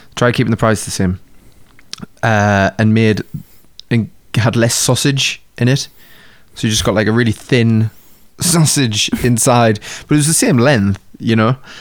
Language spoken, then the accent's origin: English; United Kingdom; we're British